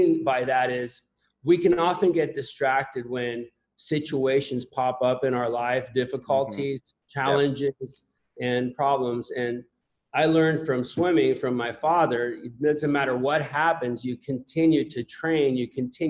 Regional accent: Puerto Rico; moved away as an adult; also born or lived in Tennessee; I was born in Puerto Rico

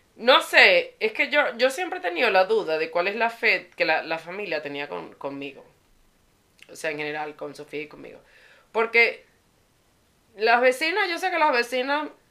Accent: Venezuela; born or raised there; moved away

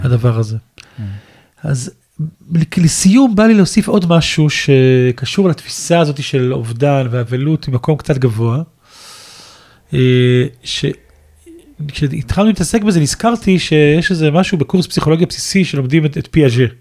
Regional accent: Ashdod, Southern District, Israel; גדלתי באשדוד

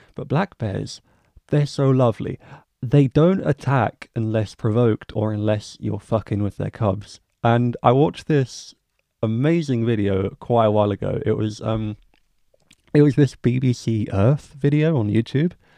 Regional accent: England, United Kingdom; as an English guy living in England

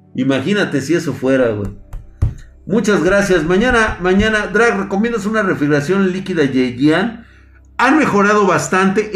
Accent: Mexico

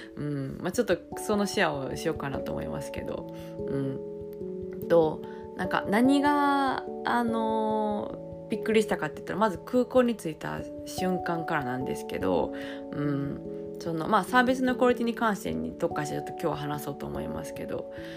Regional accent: Japan; now in France; 久しぶりにあの母国に帰ってきて

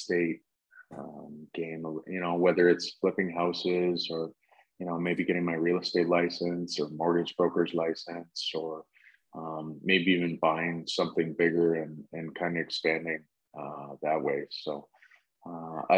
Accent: Stratford, Ontario, Canada; Growing up in Stratford, I used to work out in London

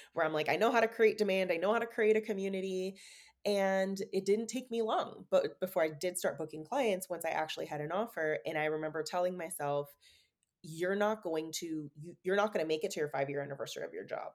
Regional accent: San Francisco, California, United States; moved away as an adult; also born or lived in Oregon; moving back to San Francisco to be closer to them, and just having a, such a different reality, like living back in my hometown

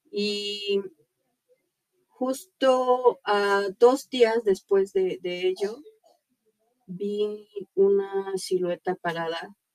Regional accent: Puebla, Mexico; Yo soy de Puebla, tengo 23 años de edad. Soy maquillista, actriz, bueno, actriz primeriza.

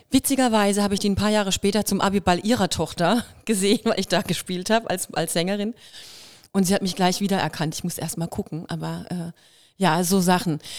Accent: Kirrlach, Baden-Württemberg, Germany; accent: Kirrlach dialect; Und ich bin da angekommen mit meinem Kirlacher Dialekt

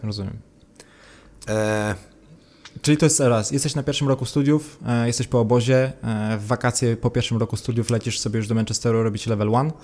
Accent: Szczecinek, West Pomeranian Voivodeship, Poland; Ja, ja ze Szczecinka jestem

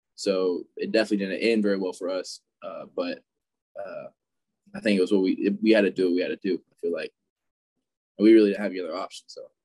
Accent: Fayetteville, Georgia, United States; I grew up in Fayetteville, Georgia my whole life

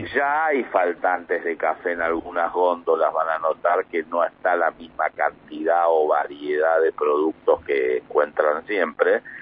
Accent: Mar del Plata, Buenos Aires Province, Argentina; soy marplatense

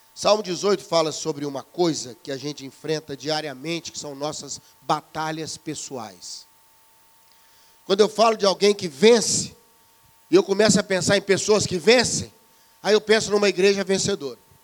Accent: Brazil; Para nós aqui no Brasil

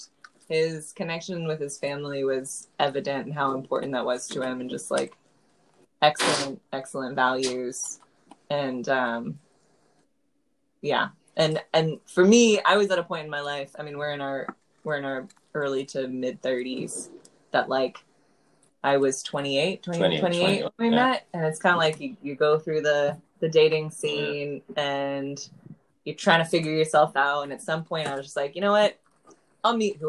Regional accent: Massachusetts, United States; also born or lived in Chicago / Washington, D.C. / New Jersey; I grew up in Massachusetts

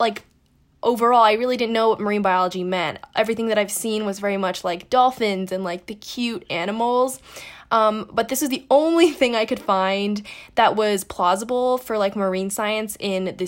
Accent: New York City, New York, United States; I grew up in New York City

